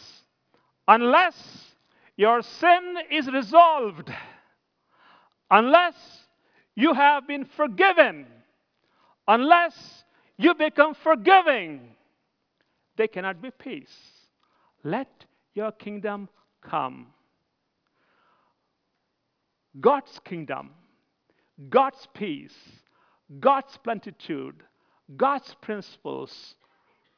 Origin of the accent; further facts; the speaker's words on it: India; moved away as an adult; I'm from India.